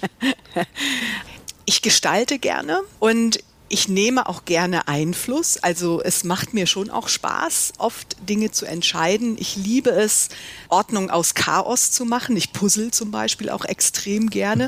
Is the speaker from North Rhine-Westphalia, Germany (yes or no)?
yes; Mönchengladbach, North Rhine-Westphalia, Germany; moved away as an adult; also born or lived in Düsseldorf / London / East Africa; Ich bin in Mönchengladbach aufgewachsen